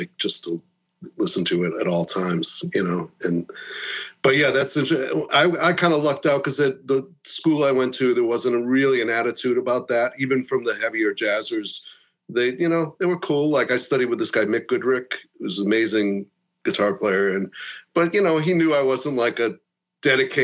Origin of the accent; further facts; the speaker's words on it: United States; moved away as an adult; now in Boston, United States; I moved to Boston from my hometown. I lived like an hour from here